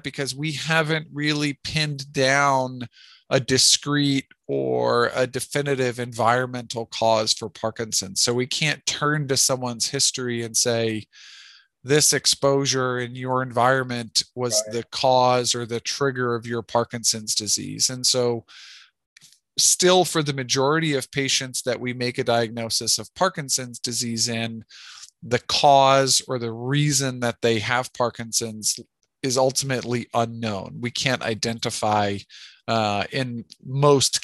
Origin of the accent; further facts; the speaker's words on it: Glen Mills, Pennsylvania, United States; also born or lived in Rochester, New York / Charlottesville, Virginia / New York City; now in Philadelphia, United States; I grew up in Glen Mills, out near Westchester